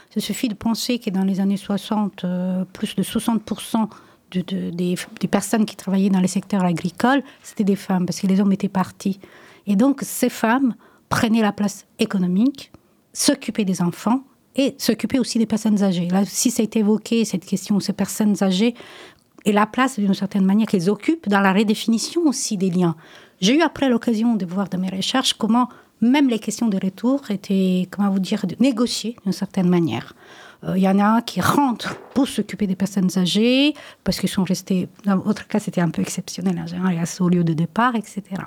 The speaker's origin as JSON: {"language": "French", "country": "Italy", "second_language": "French", "moved": "yes", "lives_now": "France", "said": "moi, je suis italienne, j'ai toujours parlé italien avec mes enfants"}